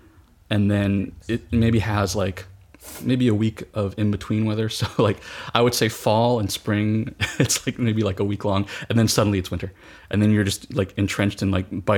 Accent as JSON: {"language": "English", "town": "Fresno", "region": "California", "country": "United States", "tie": "born or raised there", "lives_now": "Southern California, United States", "said": "I grew up in Fresno, California. I spent most of my youth living in the sun-drenched Central Valley."}